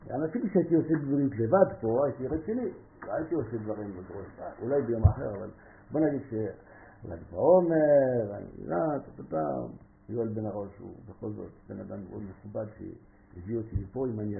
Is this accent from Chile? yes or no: no; France; Hebrew is a second language; moved away; אני צרפתי